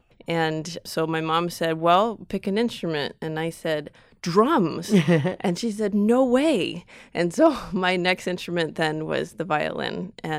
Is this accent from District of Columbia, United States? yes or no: no; Reno, Nevada, United States; Reno, Nevada.